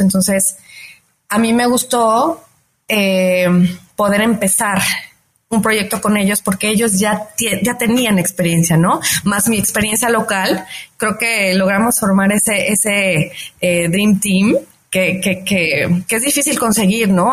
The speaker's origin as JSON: {"language": "Spanish", "country": "Mexico", "said": "yo soy una mujer mexicana muy dedicada"}